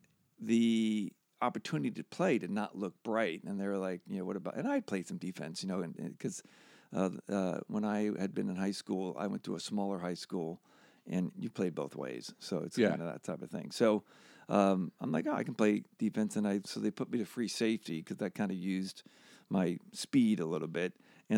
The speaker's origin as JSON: {"language": "English", "region": "Pennsylvania", "country": "United States", "tie": "born or raised there", "said": "Outside of Philly."}